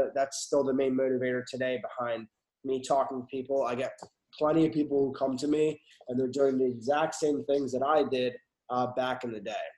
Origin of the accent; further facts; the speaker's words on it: Westchester, New York, United States; now in Houston, United States; I'm originally from Westchester